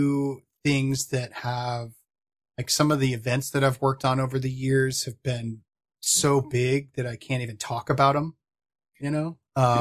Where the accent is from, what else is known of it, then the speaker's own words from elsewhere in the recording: New York, United States; moved away as an adult; now in Portland, United States; I grew up in New York